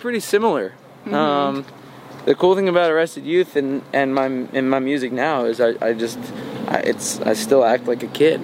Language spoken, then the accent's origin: English; Harlemville, New York, United States; born or raised there